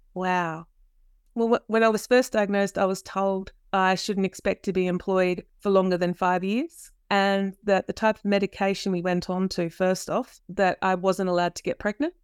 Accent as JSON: {"language": "English", "region": "South Australia", "country": "Australia", "tie": "born or raised there", "said": "dad, he was a South Australian police officer. We always lived rurally. What that meant was that we would move around the state a lot."}